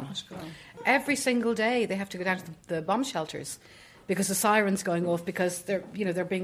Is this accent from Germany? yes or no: no; Ireland; moved away; also born or lived in Israel; when I went to live in Israel, people would say to me, where are you from? say Ireland